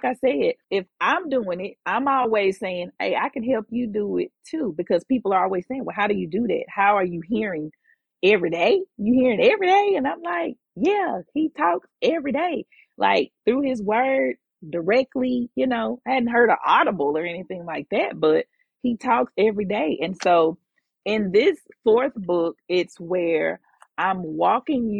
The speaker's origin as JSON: {"language": "English", "town": "Jackson", "region": "Mississippi", "country": "United States", "tie": "born or raised there", "also_born_or_lived": "Houston, Texas", "moved": "as an adult", "said": "But I am from Jackson. I moved to Houston the day after I graduated from Jackson State. In Houston for 17 years. I really consider Houston like a second home, because I was there for as long as I was almost here. Like, I was here as a child, you know, up to college"}